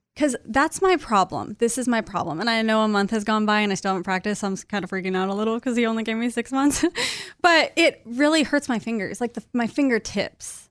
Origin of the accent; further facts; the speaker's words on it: Kansas, United States; moved away; I'm from Kansas